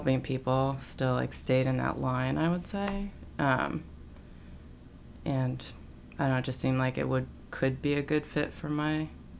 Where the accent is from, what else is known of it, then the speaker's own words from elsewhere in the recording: Easton, Connecticut, United States; moved away as an adult; also born or lived in Williamsburg, Virginia; now in Pittsburgh, United States; I grew up in Easton. It's like a small town in Fairfield County.